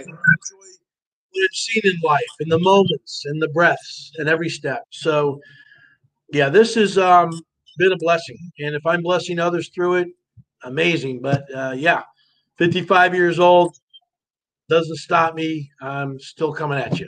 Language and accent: English; New Jersey, United States; I grew up in North Jersey, kind of a tough neighborhood